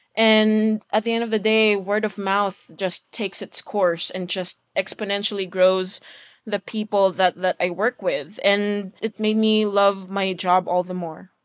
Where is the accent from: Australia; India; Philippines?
Philippines; now in Los Angeles, United States; me being Filipino, Asian, working in L A as a mastering engineer